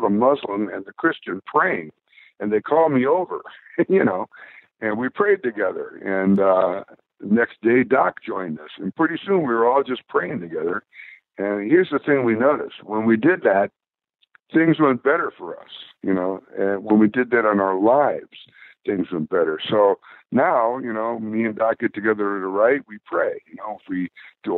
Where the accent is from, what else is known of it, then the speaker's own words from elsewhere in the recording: Bay Area, California, United States; we're from the Bay Area